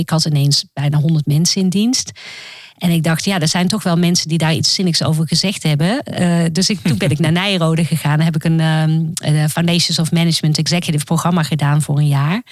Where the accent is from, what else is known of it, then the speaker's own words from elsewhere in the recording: Roosendaal, North Brabant, Netherlands; moved away; also born or lived in Amsterdam / United States; ik ben opgegroeid in Roosendaal